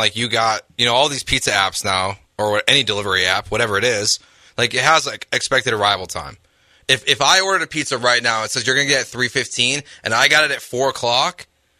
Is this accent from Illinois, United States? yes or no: yes; Chicago, Illinois, United States; moved away; I was from Chicago.